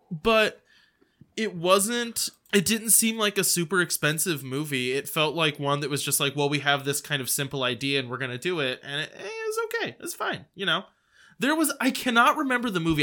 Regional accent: United States; I'm an American

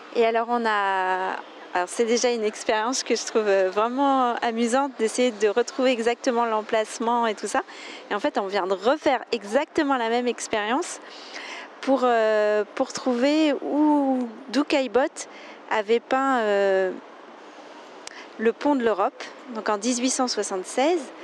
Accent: France; je suis française, j'habite près

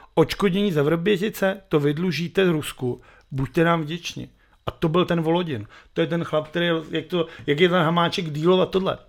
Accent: Benešov, Central Bohemian Region, Czechia; já jsem zase dělal z Benešova, protože v našem bytu bylo vidět na telefonní budku

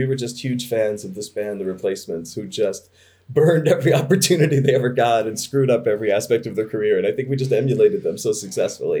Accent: Baltimore, Maryland, United States; moved away; I was from Baltimore.

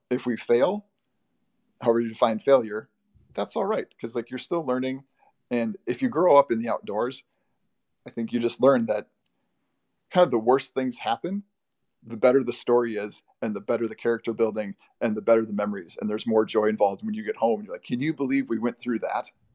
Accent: Bloomington, United States; I grew up in Bloomington, right next to the very large Highland Park

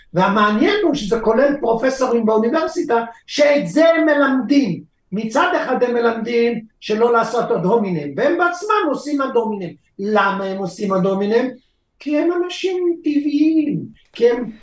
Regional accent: Israel; אני בכל זאת נולדתי פה

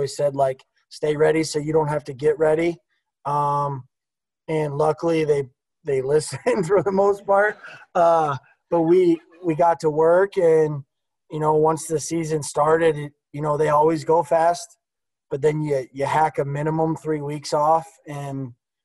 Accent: Oswego, Illinois, United States; I grew up from there. I'm from Oswego.

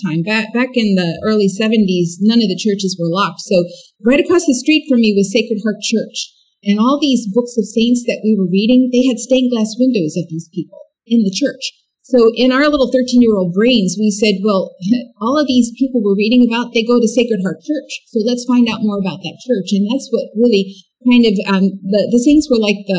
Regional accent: Pennsylvania, United States; I grew up in Pennsylvania

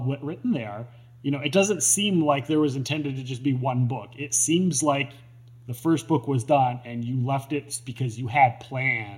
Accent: Minnesota, United States; I'm from Minnesota

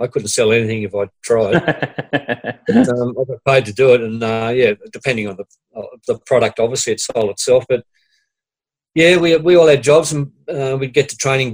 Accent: Sydney, New South Wales, Australia; I grew up in Mount Pritchard, which is near Liverpool, west of Sydney

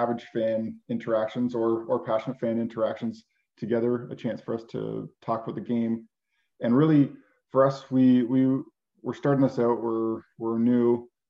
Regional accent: Canada; We are from Canada

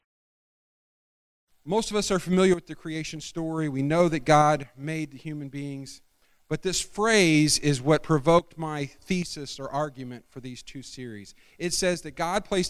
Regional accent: Scotland, United Kingdom; I'm Scottish

